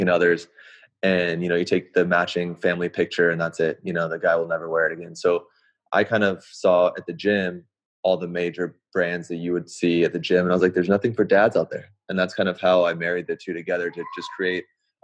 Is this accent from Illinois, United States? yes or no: no; Santa Barbara, California, United States; moved away as an adult; also born or lived in Bay Area, California; now in Sacramento, United States; I am born and raised in California. Grew up in Santa Barbara, a little suburb